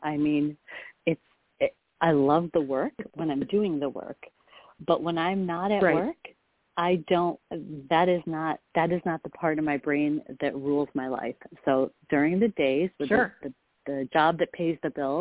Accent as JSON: {"language": "English", "town": "Rochester", "region": "New York", "country": "United States", "tie": "born or raised there", "also_born_or_lived": "India", "moved": "as an adult", "lives_now": "Bay Area, United States", "said": "We moved from India to a place called Rochester, New York, State, New York"}